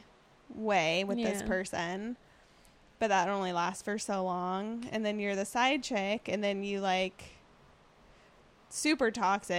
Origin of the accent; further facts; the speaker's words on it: United States; growing up in East County